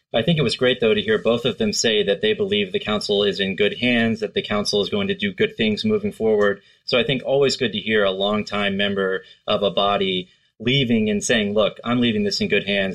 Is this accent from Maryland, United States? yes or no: yes; Maryland, United States; youth hockey growing up, it was the Howard Huskies, the Montgomery County, the Montgomery yeah. Blue Devils